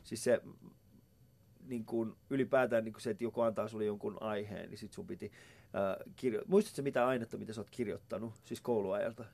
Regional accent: Vantaa, Uusimaa, Finland; mähän asuin siis tuolla niin kuin, Päiväkummus lähellä Koivukylää

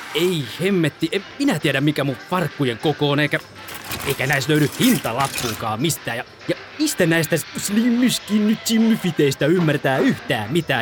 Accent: Myrskylä, Uusimaa, Finland; me ollaan Myrskylästä

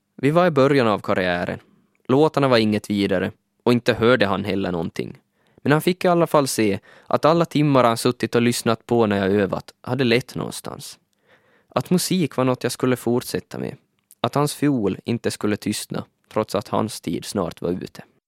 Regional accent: Vörå, Ostrobothnia, Finland; moved away as an adult; now in Helsinki, Finland; Jag kommer från Vörå. I en liten by vid namn Palvis tillbringade jag största delen av mina 20 första levnadsår.

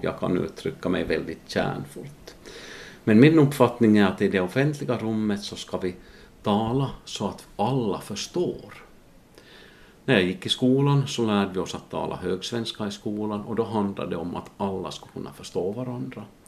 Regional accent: Ostrobothnia, Finland; accent: Ostrobothnian dialect; first language Ostrobothnian Swedish dialect

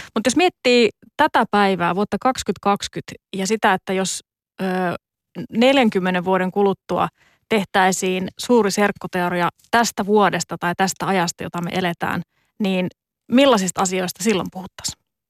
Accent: Joensuu, North Karelia, Finland; omassa kotikaupungissani Joensuussa

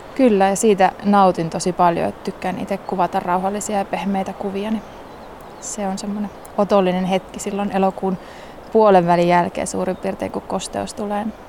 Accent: Liminka, North Ostrobothnia, Finland; moved away; mä oon Limingasta lähtöisin ja siellä on lintupiirit aika suuret

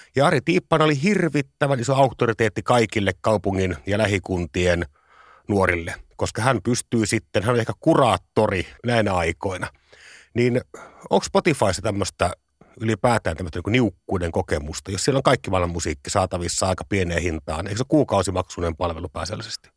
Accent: Parikkala, South Karelia, Finland; meillä Parikkalassa itärajalla ei ollut mitään muuta musiikikenriä kuin hevi

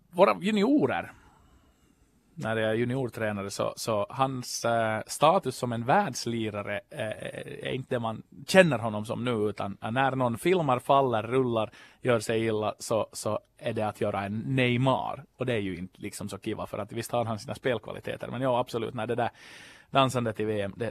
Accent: Ostrobothnia, Finland; jag är ju då österbottning i själ och hjärta men hade inte riktigt så koll på ramp.

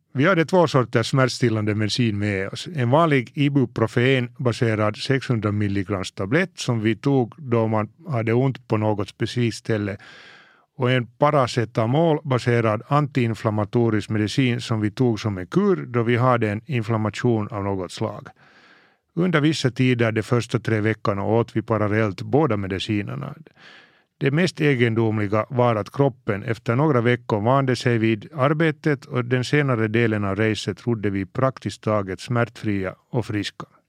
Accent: Helsinki, Uusimaa, Finland; Mina första minnen från havet är från när jag var kanske fem sex år och vi lämnade Helsingfors i familjens segelbåt

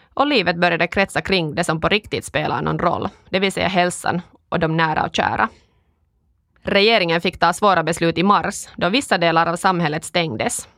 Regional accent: Kuopio, North Savo, Finland; first language Finnish; Swedish is a second language; moved away as an adult; also born or lived in Stockholm, Sweden; now in Espoo, Finland; jag kommer från Kuopio, där jag vuxit upp i en finskspråkig familj

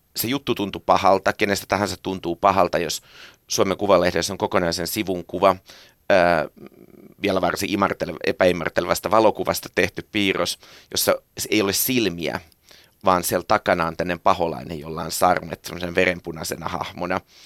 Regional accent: Helsinki, Uusimaa, Finland; also born or lived in Tammisalo, Helsinki; synnyin Tammisalossa ja kasvoin Marjaniemessä

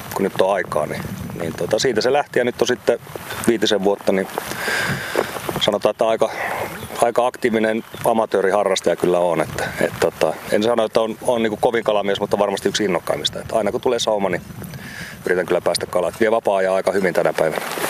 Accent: Oulu, North Ostrobothnia, Finland; lapsena Oulussa aikoinaan

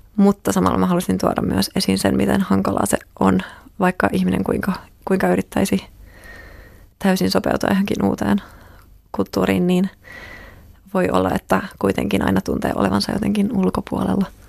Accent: Finland; olen kasvanut Suomessa

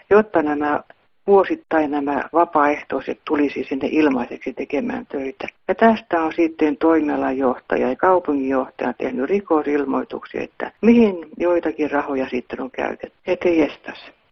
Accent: Pori, Satakunta, Finland

